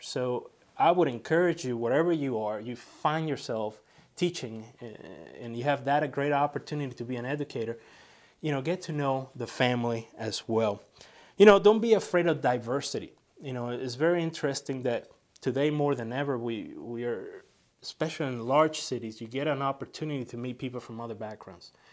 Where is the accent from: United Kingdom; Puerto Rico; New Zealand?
Puerto Rico; San Juan; also born or lived in Cuba (ancestry); now in United States; I was born in San Juan, Puerto Rico, from, uh, par-, Cuban parents who came here to the, uh, States in the nineteen sixties